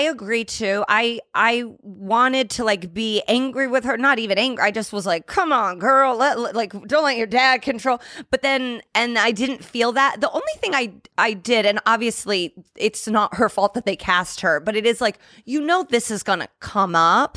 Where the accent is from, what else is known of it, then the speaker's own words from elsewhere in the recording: Indianapolis, Indiana, United States; I'm from Mi, uh, Indianapolis